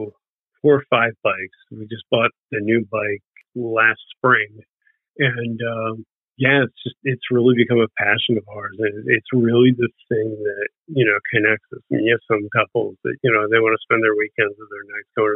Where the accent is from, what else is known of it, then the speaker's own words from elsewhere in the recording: Bensalem, Pennsylvania, United States; now in Edgewater Park, United States; I grew up in Bensonville, Pennsylvania. It's a direct suburb of Philadelphia